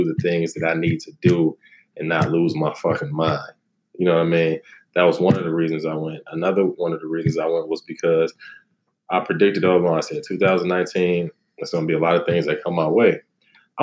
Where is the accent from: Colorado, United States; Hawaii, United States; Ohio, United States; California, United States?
Ohio, United States; Cleveland Heights; moved away as an adult; now in Los Angeles, United States; I'm from Cleveland, you know what I mean? Cleveland Heights